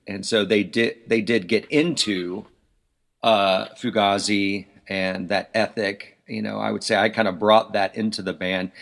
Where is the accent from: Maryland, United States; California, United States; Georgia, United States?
Georgia, United States; Atlanta; I grew up in Atlanta